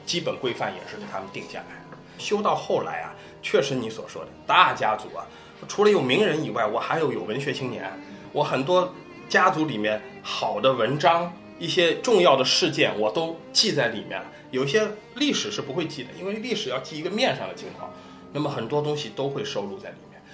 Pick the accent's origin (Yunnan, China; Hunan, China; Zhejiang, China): Zhejiang, China; Ningbo; 就我们宁波人